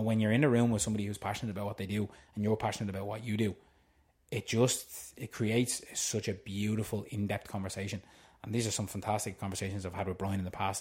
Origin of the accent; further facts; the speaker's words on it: Tallaght, Leinster, Ireland; I'm originally from Tala